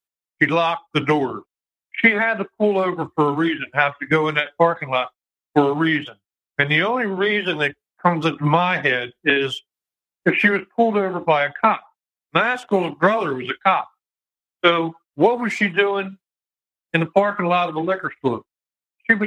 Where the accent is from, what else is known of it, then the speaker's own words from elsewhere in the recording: Lansdowne, Maryland, United States; also born or lived in South Baltimore, Maryland; we moved from South Baltimore to Lansdowne